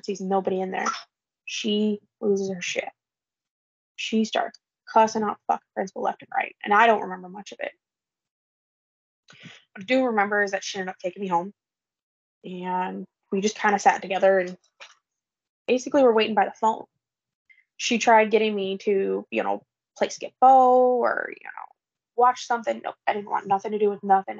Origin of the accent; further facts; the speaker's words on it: Illinois, United States; we're from Illinois